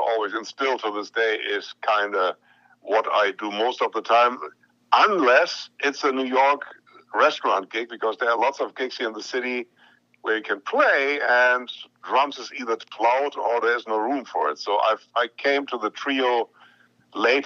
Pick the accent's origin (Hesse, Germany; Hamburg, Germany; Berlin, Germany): Hamburg, Germany; moved away as an adult; also born or lived in Boston; I'm from Hamburg, which is in the north.